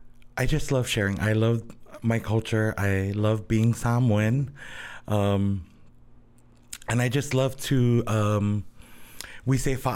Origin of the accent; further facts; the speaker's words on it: Honolulu, Hawaii, United States; I grew up in Kalihi. So I grew up in Marites housing.